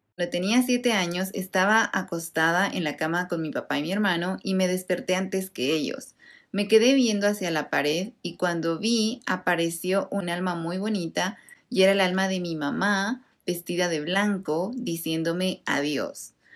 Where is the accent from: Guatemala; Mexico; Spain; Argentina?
Mexico